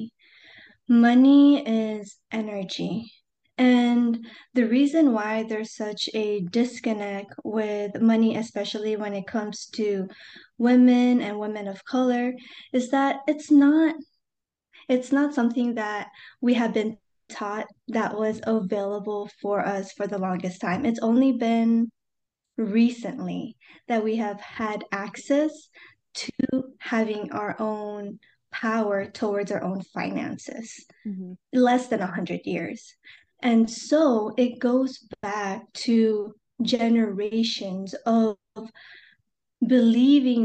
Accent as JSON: {"language": "English", "country": "United States", "said": "I am a first-generation Asian American"}